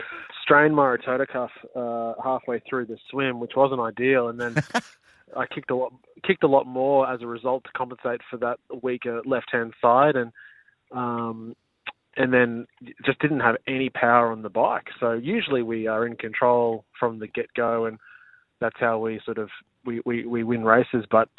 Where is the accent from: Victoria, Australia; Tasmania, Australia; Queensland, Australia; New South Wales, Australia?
Queensland, Australia; now in Sunshine Coast, Australia; No, I grew up in Brizzy Hills.